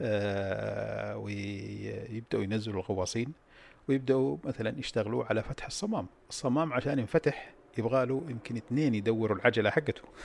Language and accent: Arabic; Saudi Arabia; انا طلعت من السعوديه في اكتوبر 74